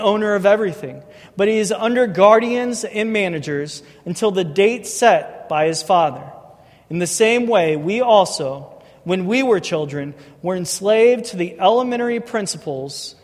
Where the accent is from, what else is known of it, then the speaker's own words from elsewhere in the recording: St. Charles, Missouri, United States; I grew up in St. Charles. I went to Francel North.